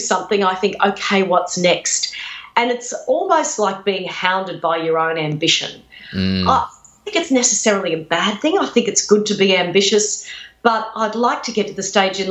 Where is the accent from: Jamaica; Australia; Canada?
Australia; Redcliffe, Queensland; Redcliffe on the outskirts of Brisbane, known as Deadcliffe